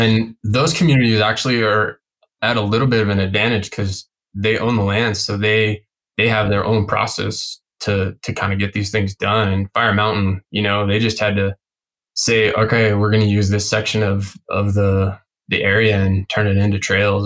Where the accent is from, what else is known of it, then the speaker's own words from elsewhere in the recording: Denver, Colorado, United States; also born or lived in Glenwood Springs, Colorado; I'm from the Front Range in Colorado or Front Range Denver area